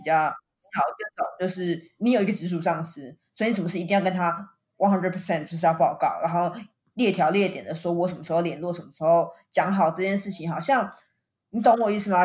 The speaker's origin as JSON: {"language": "Chinese", "country": "Taiwan", "also_born_or_lived": "Japan", "said": "我们都台湾人这么辛苦在日本上班"}